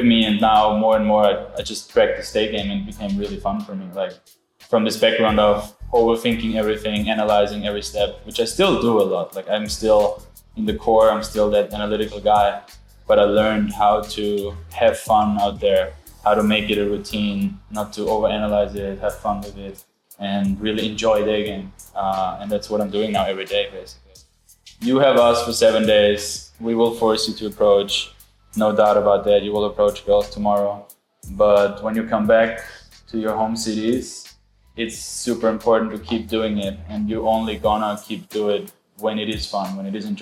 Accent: Austria; I'm from Austria

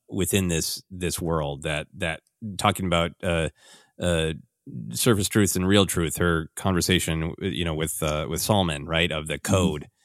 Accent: Minnesota, United States; my cultural life uh, growing up in Minnesota

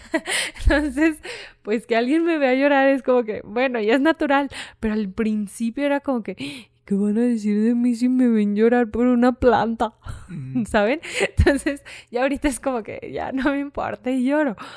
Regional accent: Fresnillo, Zacatecas, Mexico; soy de Fresnillo. Entonces, pues Fresnillo es un, municipio de Zacatecas

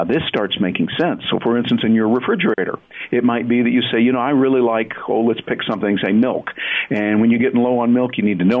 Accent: Michigan, United States; I grew up in Michigan with the auto industry and all

